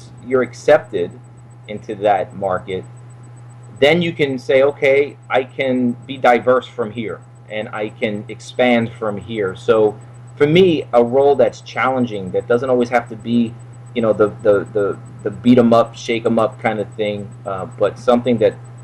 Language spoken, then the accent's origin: English; New York City, New York, United States; now in Orlando, United States; Yes, Brooklyn. Brooklyn